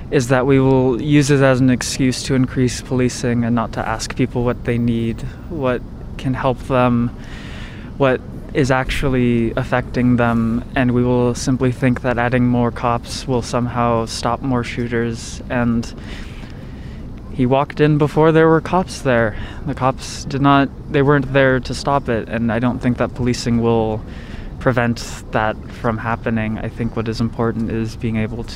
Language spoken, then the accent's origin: English; United States; growing up in the United States, being of the age that I am